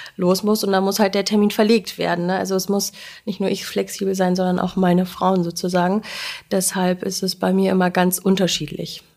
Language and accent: German; Göttingen, Lower Saxony, Germany; mein erstes Praktikum gemacht, bei, auch bei uns in Göttingen in der Hebammenpraxis